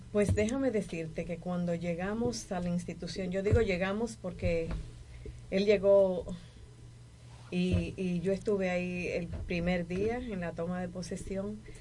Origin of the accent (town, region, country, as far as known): Dominican Republic